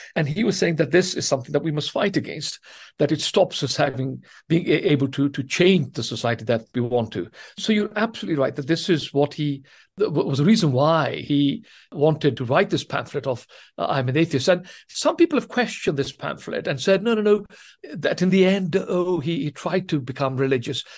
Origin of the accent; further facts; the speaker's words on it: Tanzania; first language Swahili; English is a second language; now in England, United Kingdom; I was, as it happens, born during colonial days in East Africa in Tanzania, and I spoke the African Swahili language up to the age of 10 as my first language